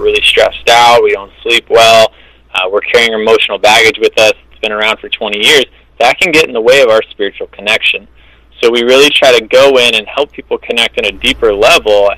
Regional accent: California, United States; also born or lived in Ann Arbor, Michigan; I was born in Ann Arbor. I moved out to California when I was 5, so I've spent the majority of my life in California

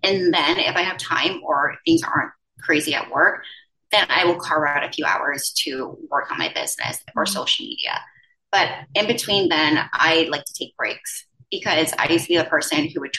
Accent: U.S. Virgin Islands; now in Manhattan, United States; And I'm originally from the Virgin Islands. So I went from one island to another, I guess.

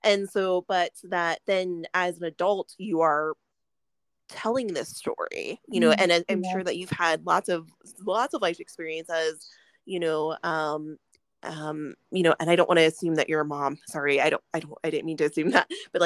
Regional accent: Cheyenne, Wyoming, United States; we grew up in Cheyenne

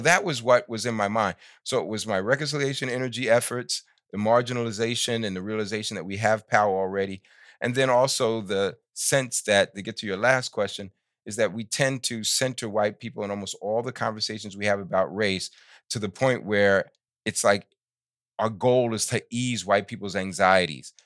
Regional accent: New York, United States; I grew up in New York in the sixties

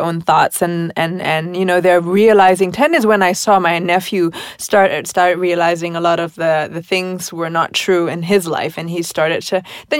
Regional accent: United States; moved away; I grew up in the States

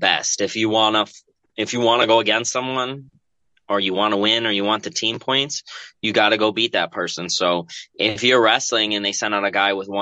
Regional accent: Milford, Connecticut, United States; I wrestled at Jonathan Law High School in Milford, Connecticut

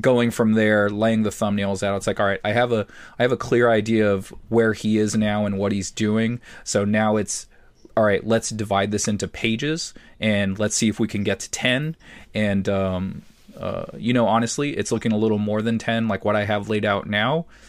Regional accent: San Diego, California, United States; it's the area I grew up in San Diego. So, it reminds me of childhood

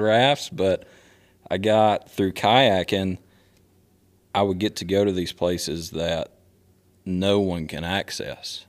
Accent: Statesville, North Carolina, United States; now in Concord, United States; I grew up in Statesville

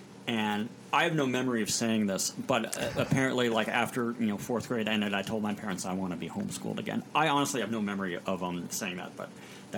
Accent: Indiana, United States; also born or lived in Chicago; I was born in Chicago. My family was living there. My dad was in school at the time at the Moody Bible Institute. And then I grew up kind of peripatetically, you know, around Indiana.

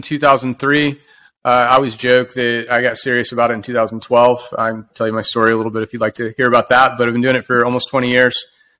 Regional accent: Oklahoma, United States; moved away as an adult; now in Austin, United States; this was moving to the big city for me. I'm from Oklahoma, and I moved here right after school, 2002.

